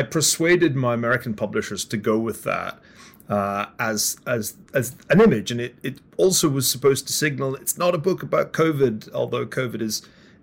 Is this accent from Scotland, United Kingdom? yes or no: yes; Glasgow, Scotland, United Kingdom; I'm from Glasgow, the west of Scotland